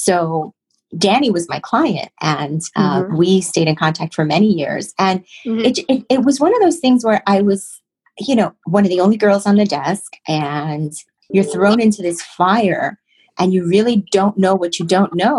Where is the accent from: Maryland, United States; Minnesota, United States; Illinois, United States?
Illinois, United States; Chicago; moved away as an adult; now in New York, United States; I came to New York from Chicago and I needed a job.